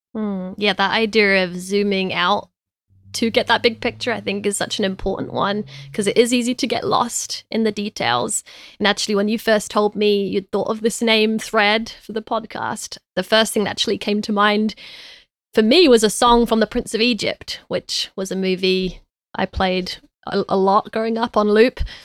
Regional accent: London, United Kingdom; I was raised in East London

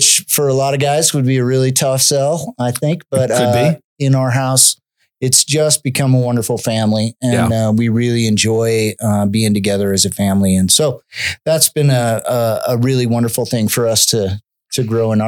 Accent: Cheyenne, Wyoming, United States; also born or lived in California / Connecticut; So at age seven, we moved out from the East Coast to live on our family ranch down by Cheyenne, about 27 miles northwest.

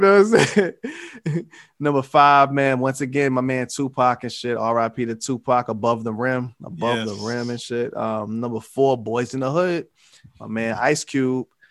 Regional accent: New York City, New York, United States; I was from New York, well, I was in Queens

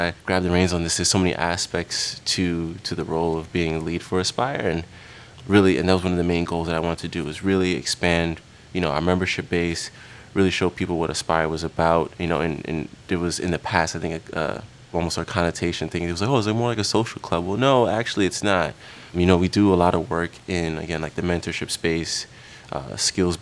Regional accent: New York City, New York, United States; I grew up in Queens, New York

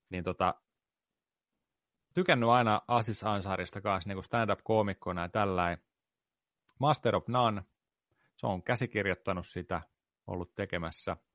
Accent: India; sori, mä oon intialainen, mä en voi syödä pekonia, se on mun uskontoa vastaan

